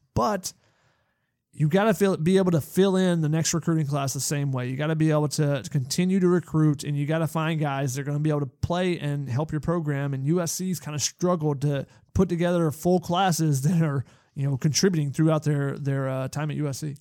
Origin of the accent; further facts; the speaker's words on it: Georgia, United States; growing up in Georgia, watching the Georgia program